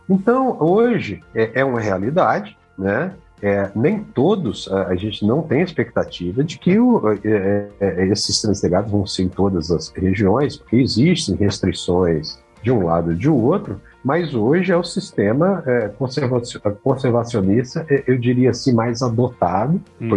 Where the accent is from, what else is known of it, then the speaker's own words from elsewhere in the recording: Brasília, Federal District, Brazil; also born or lived in Maceió, Alagoas; now in Sinop, Brazil; E aos quatro anos é, nos, nos, mudamos para Brasília e fui criado lá